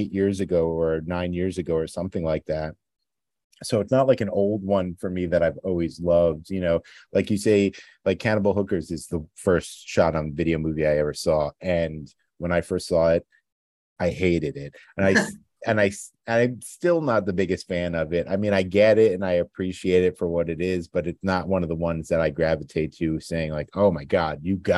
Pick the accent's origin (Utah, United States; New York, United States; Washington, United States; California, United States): New York, United States; New York City; being a New Yorker